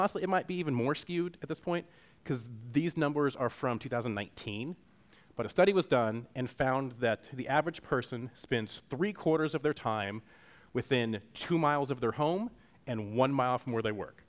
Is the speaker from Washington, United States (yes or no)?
yes; Western Washington, United States; moved away as an adult; I grew up in Western Washington